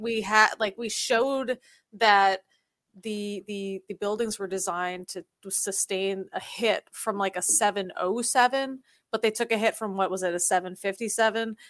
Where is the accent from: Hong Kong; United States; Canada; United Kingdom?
United States; now in South Korea; I'm American